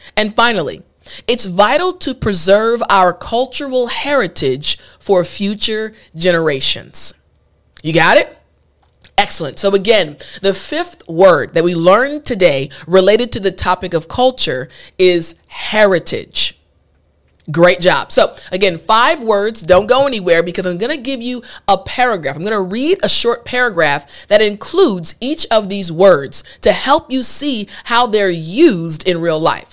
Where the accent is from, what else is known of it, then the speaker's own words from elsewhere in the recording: United States; first language English; as native English speakers, as an American